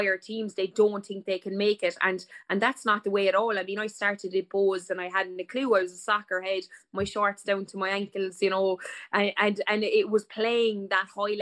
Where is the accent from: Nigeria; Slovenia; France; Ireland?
Ireland; Limerick, Munster; now in Cork, Ireland; I'm a Limerick woman originally